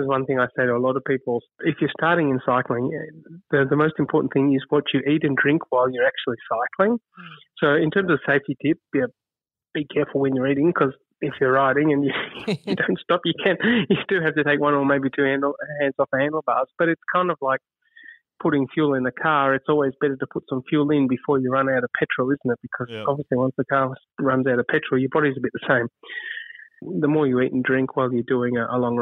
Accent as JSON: {"language": "English", "country": "Australia", "said": "as an Australian"}